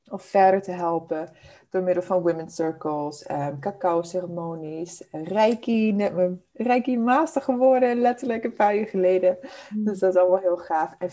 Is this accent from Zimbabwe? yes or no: yes; Zimbabwe; born there; Ik ben geboren in Zimbabwe. Uh, dit is mijn achtste land waar ik nu woon, dus ik heb echt de hele wereld al een beetje afgereisd.